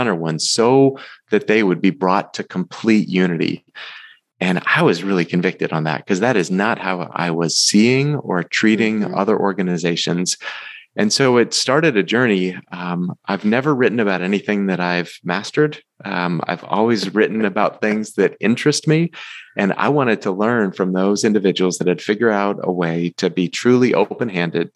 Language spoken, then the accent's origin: English; Massachusetts, United States; my roots growing up in Massachusetts